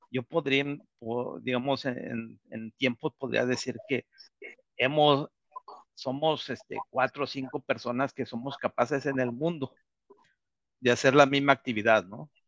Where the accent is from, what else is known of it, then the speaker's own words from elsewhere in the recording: Mexico; moved away; yo salí realmente de México por la falta de oportunidades, por la falta de, por la de, la falta de creencia en México de, de, de, ser aceptado